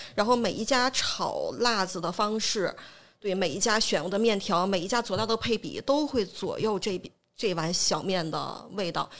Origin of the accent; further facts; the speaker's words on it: Jinzhou, Liaoning, China; 我是这个土生土长的锦州人